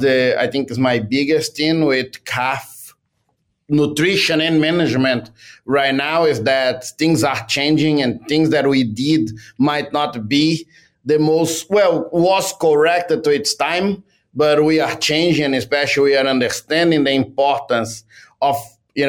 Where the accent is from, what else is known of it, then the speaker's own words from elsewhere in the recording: Brazil; moved away as an adult; also born or lived in Canada; now in Vermont, United States; I come from Brazil